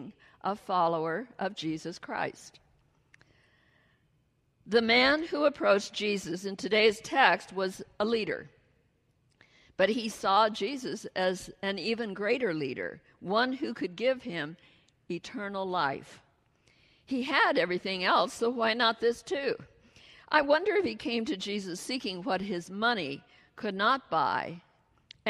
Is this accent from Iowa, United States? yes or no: yes; Iowa, United States; moved away; grew up in Iowa, right in the heart of the Midwest